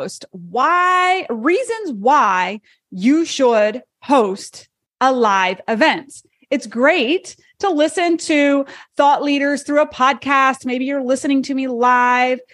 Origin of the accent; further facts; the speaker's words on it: Charlotte, North Carolina, United States; my hometown, Charlotte, North Carolina